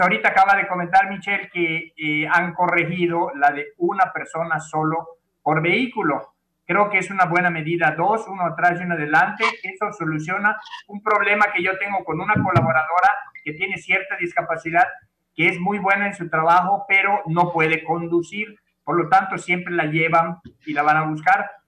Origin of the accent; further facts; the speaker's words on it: Mérida, Yucatán, Mexico; Yo pues toda mi vida he estado aquí la verdad pues como buen yucateco